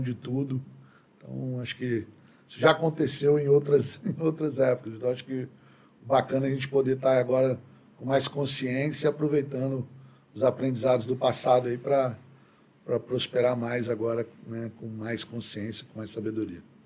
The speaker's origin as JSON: {"language": "Portuguese", "town": "Brasília", "region": "Federal District", "country": "Brazil", "tie": "born or raised there", "also_born_or_lived": "São Paulo", "said": "eu sou brasiliense, né? nascido, criado aqui"}